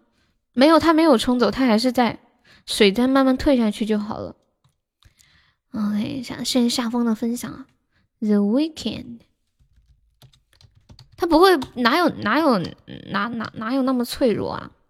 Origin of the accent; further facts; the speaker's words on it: Sichuan, China; 对呀，我是四川人，马上二零二零年了。